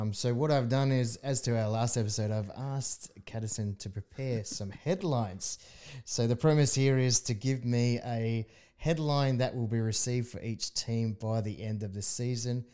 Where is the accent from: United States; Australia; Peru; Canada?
Australia; as an Australian